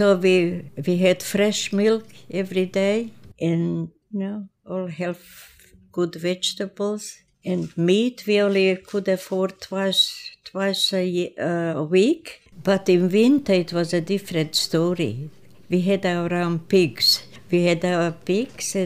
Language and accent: English; Oberwart, Burgenland, Austria; first language Croatian; English is a second language; moved away as an adult; also born or lived in Prelog, Croatia; now in Australia; I was born in Croatia, a village called Prelog, and I had a sister. She was older than I was. And then my mother died when I was 3 years old, and we came to live with grandparents in Oberwart, that's in Burgenland, a part of Austria